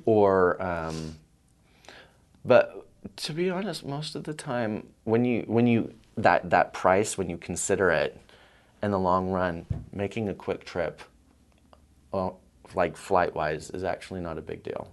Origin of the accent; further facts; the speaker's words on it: Colorado, United States; also born or lived in New York; I was from Colorado